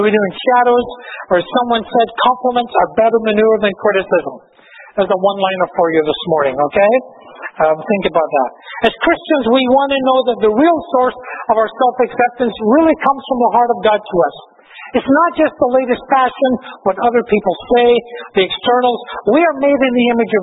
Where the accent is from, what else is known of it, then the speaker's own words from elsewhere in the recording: Glasgow, Scotland, United Kingdom; moved away; also born or lived in Victoria; When I was a small boy growing up in Glasgow, I grew up in these huge, dirty, smoky tenements